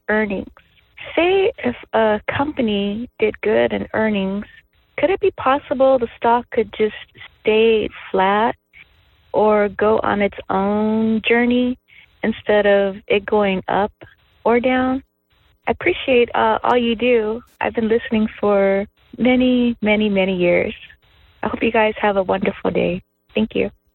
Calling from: Northern California, United States; I am calling from Northern California

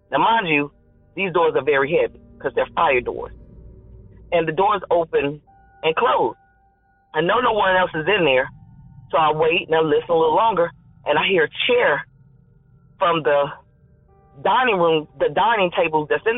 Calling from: North Carolina, United States; I'm calling from North Carolina.

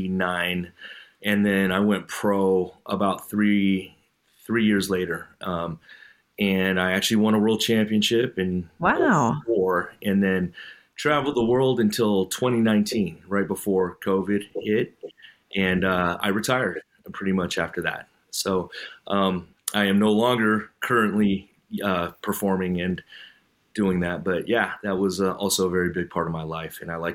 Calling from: California, United States; I'm coming in from the Bay Area here in California.

